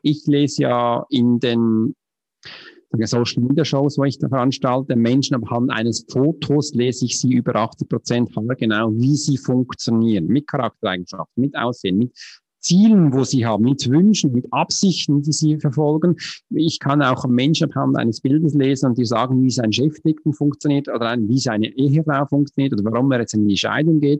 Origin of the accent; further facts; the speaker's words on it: Switzerland; accent: Swiss; German is a second language; Du kannst mir schon anhören, ich bin Schweizer, mich ist Hochdeutsch eine Fremdsprache